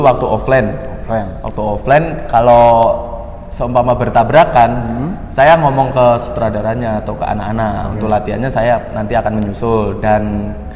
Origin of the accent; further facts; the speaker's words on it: Blitar, East Java, Indonesia; moved away as an adult; now in Malang, Indonesia; saya perantau dari Blitar. Saya masuk ke Malang ini untuk kuliah